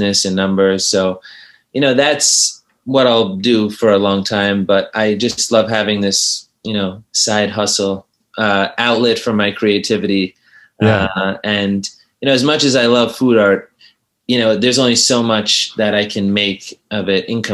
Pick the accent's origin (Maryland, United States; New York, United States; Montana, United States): New York, United States; New York City; I grew up in New York City.